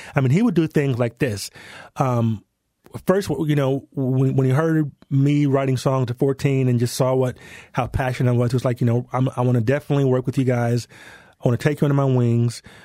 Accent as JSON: {"language": "English", "town": "Denver", "region": "Colorado", "country": "United States", "tie": "born or raised there", "also_born_or_lived": "London", "accent": "American", "moved": "as an adult", "said": "We, we grew up in Denver"}